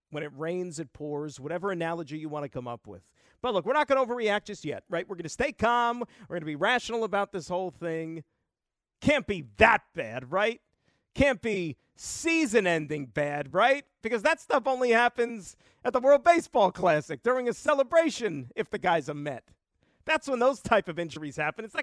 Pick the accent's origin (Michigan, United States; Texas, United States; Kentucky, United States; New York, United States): New York, United States; from here, big city